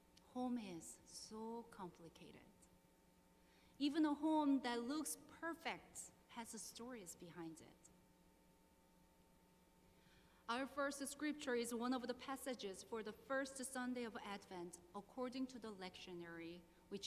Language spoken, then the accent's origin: English; South Korea; moved away as an adult; now in Burke, United States; I was born and raised in South Korea and came to the United States in 2009.